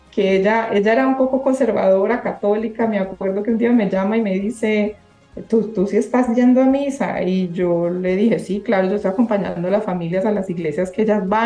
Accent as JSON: {"language": "Spanish", "region": "Antioquia", "country": "Colombia", "said": "como, como buenos paisas, eh, pues eran fiestas muy animadas y terminaban todos bailando"}